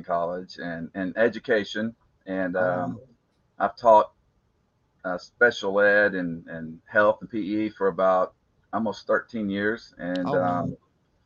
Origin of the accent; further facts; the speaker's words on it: Harleton, Texas, United States; I was born and raised in East Texas. Went to a little school called Harleton